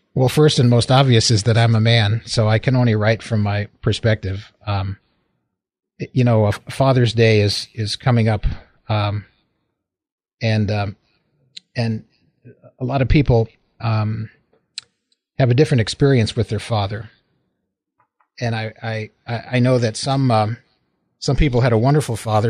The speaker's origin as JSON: {"language": "English", "town": "Waterbury", "region": "Connecticut", "country": "United States", "tie": "born or raised there", "also_born_or_lived": "Michigan / Oklahoma", "moved": "as an adult", "lives_now": "California, United States", "said": "I was born in Waterbury, Connecticut"}